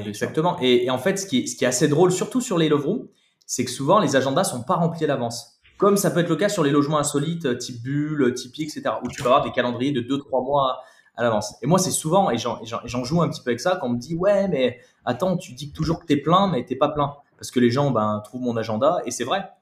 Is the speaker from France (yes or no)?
yes; Saint-Étienne, Auvergne-Rhône-Alpes, France; on est de Saint-Etienne